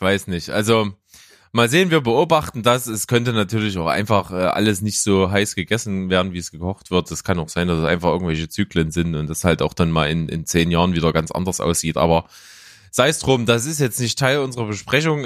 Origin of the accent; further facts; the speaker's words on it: Naunhof, Saxony, Germany; now in Leipzig, Germany; Ich war selber noch Naunhofer. Ich komme ja aus Naunhof, ist ja so ein kleiner Ort äh, weg von Leipzig, so in der Nähe von Grimma